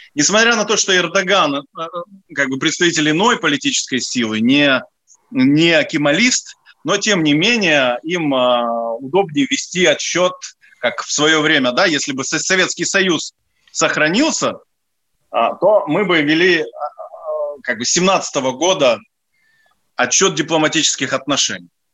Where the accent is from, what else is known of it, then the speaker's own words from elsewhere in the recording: Odesa, Odesa Oblast, Ukraine; moved away; я одессит, и я был депутатом Одесского горсовета